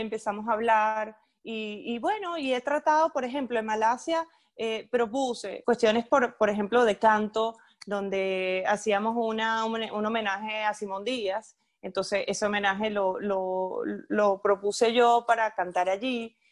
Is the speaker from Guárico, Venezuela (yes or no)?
no; Ciudad Guayana, Bolívar, Venezuela; moved away; also born or lived in Caracas; soy de Puerto Ordaz, aunque nací en Caracas, soy caraqueña de nacimiento, pero bueno, mi crianza fue toda en Puerto Ordaz